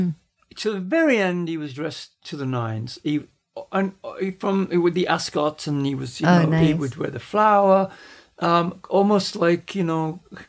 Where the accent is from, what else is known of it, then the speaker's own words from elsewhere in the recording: Midlands, United Kingdom; moved away; I come from a working class city in the Midlands area